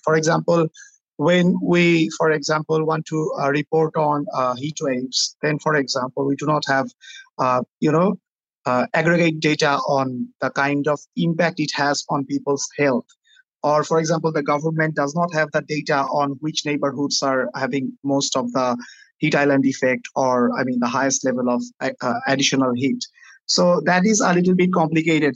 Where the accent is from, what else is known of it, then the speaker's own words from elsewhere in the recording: Dhaka, Dhaka Division, Bangladesh; I am from Bang- Dhaka, Bangladesh